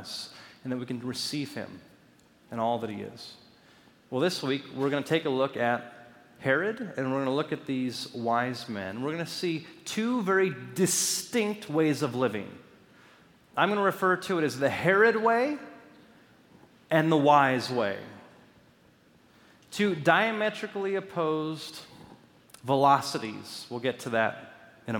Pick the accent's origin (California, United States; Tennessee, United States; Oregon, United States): California, United States; Los Angeles; growing up in Los Angeles